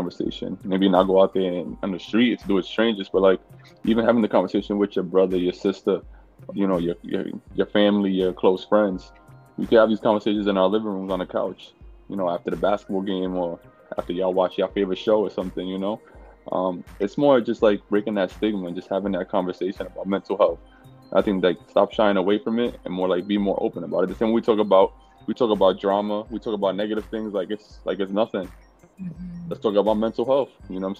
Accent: New York City, New York, United States; I was born and raised in New York City to Dominican. My parents were from Dominican Republic.

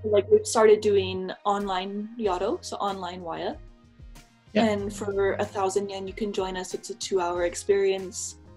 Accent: United States; moved away as an adult; now in Sapporo, Japan; I'm from America, but I've been living in Japan for a bit over a year now

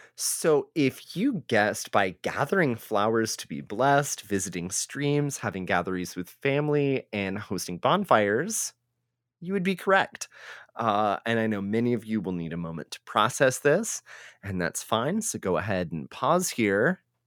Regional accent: Texas, United States; as a Texan

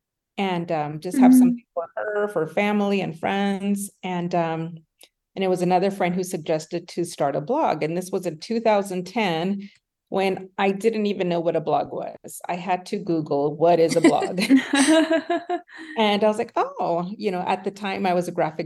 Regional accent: El Paso, Texas, United States; moved away as an adult; now in Highlands Ranch, United States; I am originally from El Paso, Texas, born and raised. I now live in Highlands Ranch, Colorado

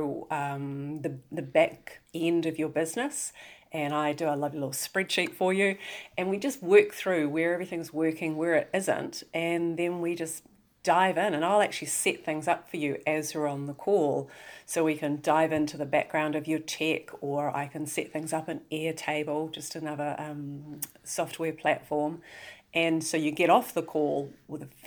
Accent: New Zealand; you may be able to tell by my dulcet tones that I'm from New Zealand

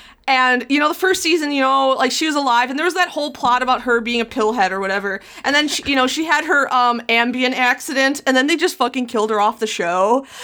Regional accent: Milwaukee, Wisconsin, United States; moved away; I'm not from Chicago. I'm from Milwaukee

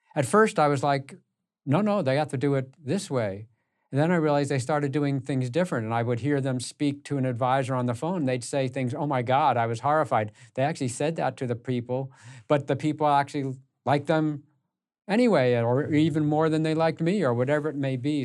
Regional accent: United States; I grew up in the New York and Connecticut area

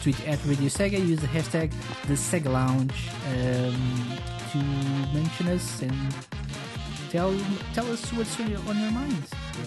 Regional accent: Portugal; I'm from Portugal

